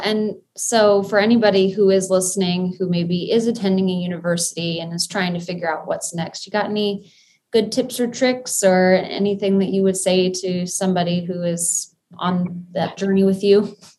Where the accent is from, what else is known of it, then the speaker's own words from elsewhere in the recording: Kenya; I mean, you and I growing up in Kenya together, we go way back.